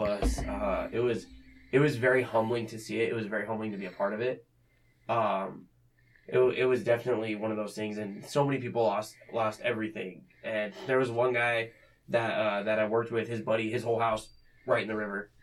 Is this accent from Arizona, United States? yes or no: yes; Arizona, United States; now in Fremont, United States; growing up in Arizona